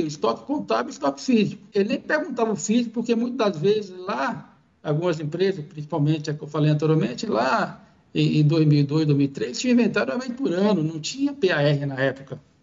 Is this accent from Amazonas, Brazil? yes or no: no; Bahia, Brazil; moved away as an adult; now in São Paulo, Brazil; eu sou natural aí da, da Bahia, sou baiano.